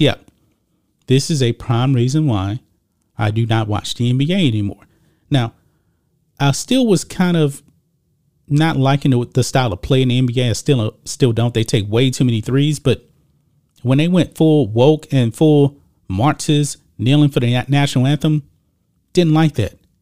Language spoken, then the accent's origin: English; Texas, United States; also born or lived in Lake Charles, Louisiana; I'm from Texas